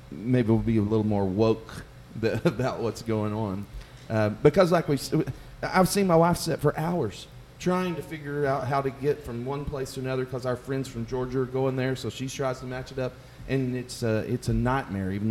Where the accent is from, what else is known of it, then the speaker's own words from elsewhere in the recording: Wiesbaden, Hesse, Germany; born there; you went by my hometown. Which is? I was born in Wiesbaden, Germany.